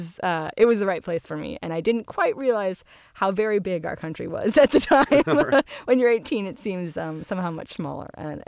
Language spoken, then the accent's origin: English; Ashland, Oregon, United States; also born or lived in East Coast; I was born and raised down in Ashland in Southern Oregon, and my grandparents and my parents and my kid brother still live there, and it's great.